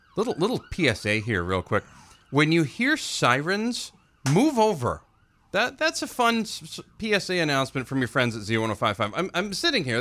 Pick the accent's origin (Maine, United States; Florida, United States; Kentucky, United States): Maine, United States; Livermore Falls; I grew up in Western Maine. I parallel parked all the time in, in the mean streets of Livermore Falls.